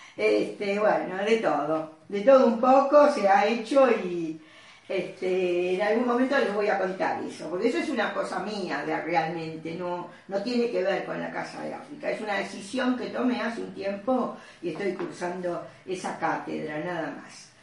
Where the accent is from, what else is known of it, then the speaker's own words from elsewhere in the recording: Argentina; mi padre argentino. Yo nací en Argentina